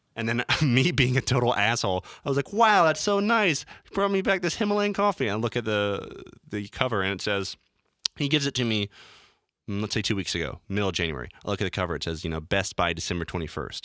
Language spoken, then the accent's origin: English; North Carolina, United States; I'm from North Carolina